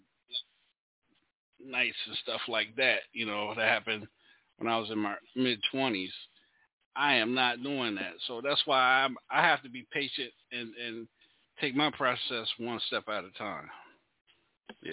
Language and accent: English; Charlotte, North Carolina, United States; now in Louisiana, United States; I'm not from Louisiana. I'm from Charlotte. I'm from North Carolina.